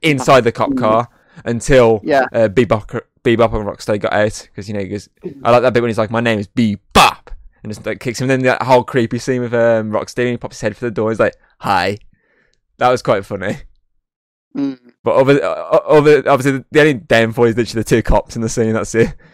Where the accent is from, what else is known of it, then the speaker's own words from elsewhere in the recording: England, United Kingdom; we're English